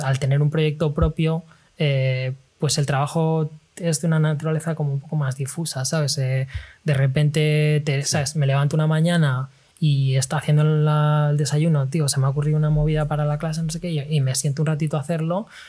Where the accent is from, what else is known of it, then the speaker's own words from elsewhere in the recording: Spain; moved away as an adult; also born or lived in London; now in China; De España